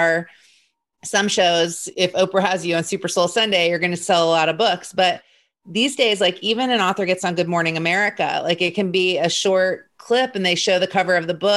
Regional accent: Indianapolis, Indiana, United States; I grew up in Indianapolis

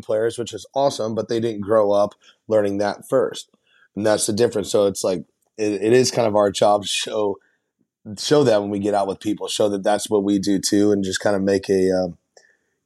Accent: Nashville, Tennessee, United States; I'm born and raised in Nashville

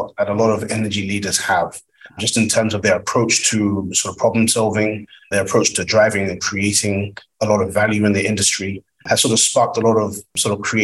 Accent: Nigeria; I'm Nigerian by origin

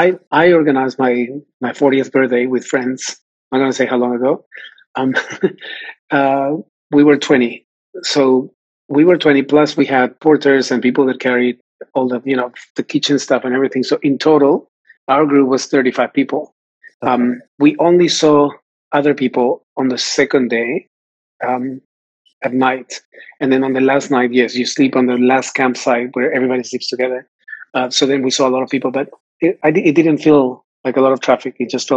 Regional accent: Lima, Peru; moved away as an adult; I am from Lima.

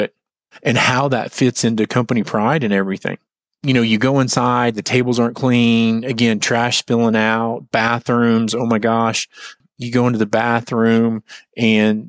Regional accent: United States; also born or lived in Texas; I grew up in Oklahoma and Texas around a lot of family farms

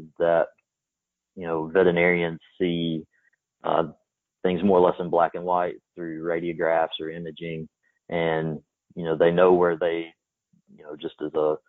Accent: East Texas, United States; I grew up in East Texas

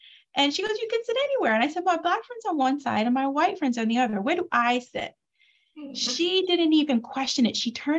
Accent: Detroit, Michigan, United States; I grew up in Detroit, Michigan

